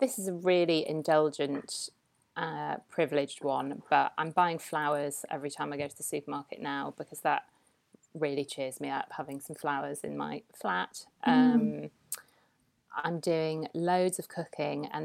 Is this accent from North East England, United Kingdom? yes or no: yes; Newcastle upon Tyne, North East England, United Kingdom; moved away as an adult; also born or lived in Edinburgh; I'm from Newcastle as well